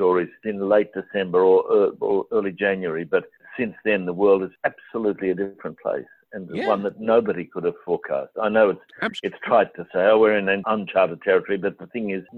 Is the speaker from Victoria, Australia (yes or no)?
no; Queensland, Australia; I grew up in Queensland